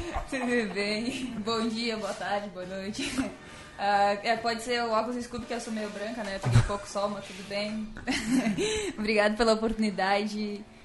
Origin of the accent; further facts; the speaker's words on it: Pinhalzinho, Santa Catarina, Brazil; moved away; also born or lived in São Paulo; eu vim do interior de Santa Catarina